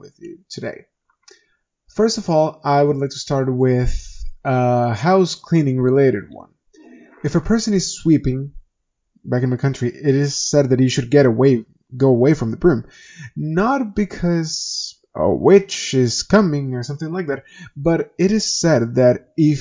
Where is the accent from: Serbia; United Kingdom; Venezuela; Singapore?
Venezuela; moved away; I come from Venezuela. And back in my country